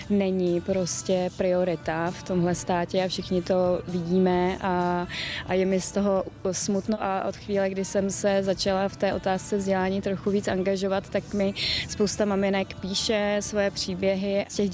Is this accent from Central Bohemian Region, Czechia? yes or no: no; South Moravian Region, Czechia; Já jsem z Jižní Moravy a my pro tady ty jadrné výrazy nechodíme úplně e, daleko.